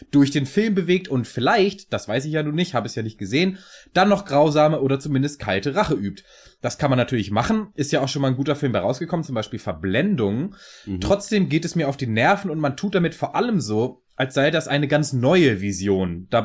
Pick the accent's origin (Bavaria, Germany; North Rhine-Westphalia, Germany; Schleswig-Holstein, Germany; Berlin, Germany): Schleswig-Holstein, Germany; Kiel; also born or lived in Hannover / Munich; now in Ingolstadt, Germany; Keine Ahnung, ich bin Kieler.